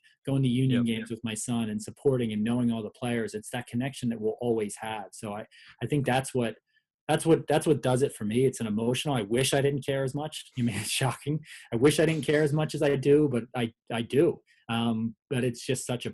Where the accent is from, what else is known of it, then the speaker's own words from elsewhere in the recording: Philadelphia, Pennsylvania, United States; moved away; it's what Philly sports have always done for me. It's my connection to my hometown